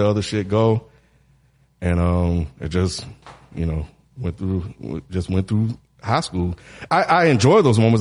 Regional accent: Mississippi, United States; growing up in Mississippi

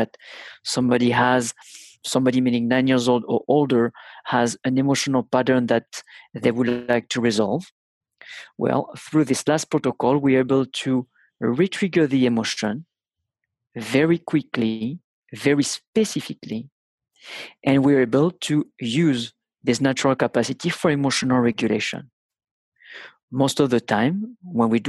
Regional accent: France; accent: thick (French); English is a second language

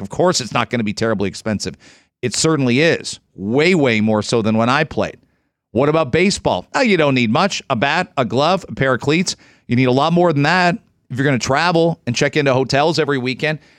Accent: Canada; being Canadian

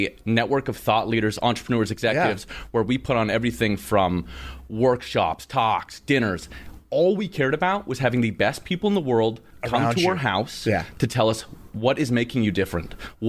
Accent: Canada; I'm from Canada.

